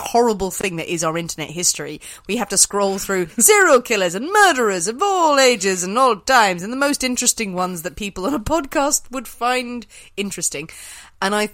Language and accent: English; Ireland; I'm Irish.